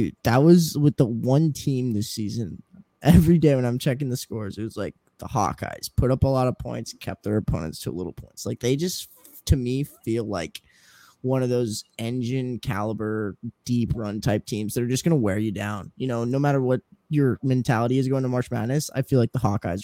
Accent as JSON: {"language": "English", "region": "Colorado", "country": "United States", "said": "from Colorado"}